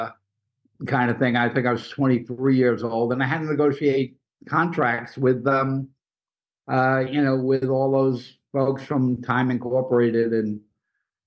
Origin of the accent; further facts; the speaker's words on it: New York City, New York, United States; I grew up in Brooklyn, family, you know, basically immigrant stock